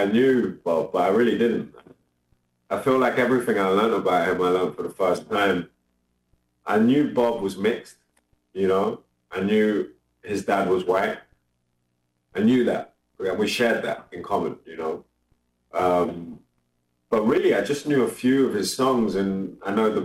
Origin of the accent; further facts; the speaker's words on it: London, United Kingdom; also born or lived in New York; But London's my home, and that's where I'm based. That's where I'm from. I identify as a Londoner.